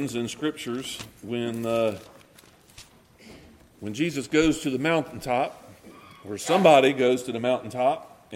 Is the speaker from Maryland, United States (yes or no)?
yes; Maryland, United States; I am a Southerner, because I'm from Maryland